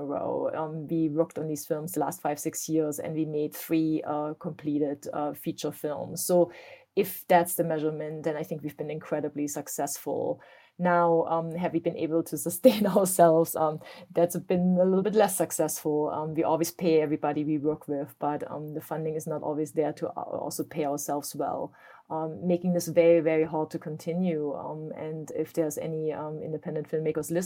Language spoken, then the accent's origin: English; East Germany, Germany; now in United States; I grew up in East Germany